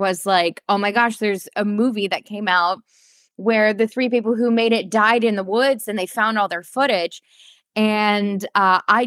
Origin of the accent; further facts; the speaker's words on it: Arkansas, United States; I grew up in Arkansas, you know, right there in the Bible Belt